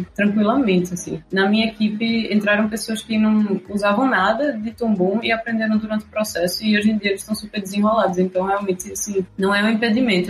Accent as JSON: {"language": "Portuguese", "town": "Recife", "region": "Pernambuco", "country": "Brazil", "said": "eu sou de Recife"}